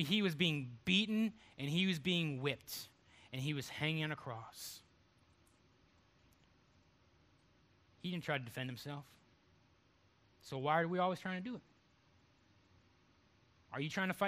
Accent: Cleveland, Ohio, United States; moved away as an adult; also born or lived in Texas; now in North Carolina, United States; I'm from Cleveland, Ohio.

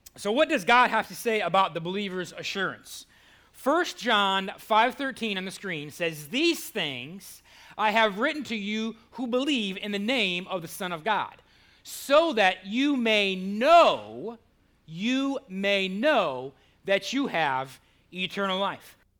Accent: Cleveland, Ohio, United States; now in Goldsboro, United States; Cleveland, my hometown

